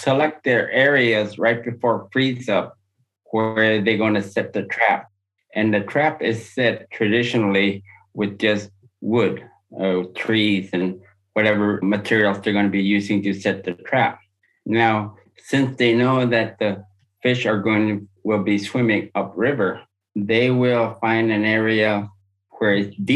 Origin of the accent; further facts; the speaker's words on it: Upper Kobuk, Alaska, United States; I was born and raised on the Upper Kobuk.